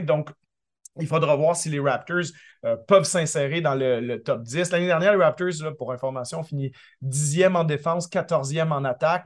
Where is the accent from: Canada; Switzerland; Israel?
Canada; Quebec; also born or lived in Paris; now in Toronto, Canada; j'ai grandi au Québec